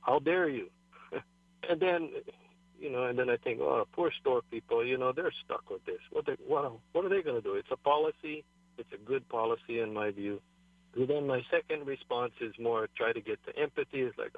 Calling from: Maui, Hawaii, United States; I'm calling from Maui.

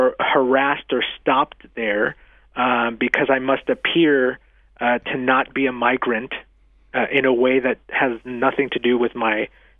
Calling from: Nevada, United States; your state of Utah, I'm calling from Nevada, another similar state

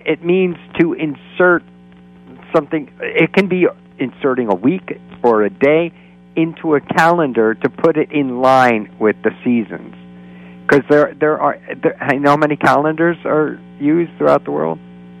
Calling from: Florida, United States; and I'm calling from Florida.

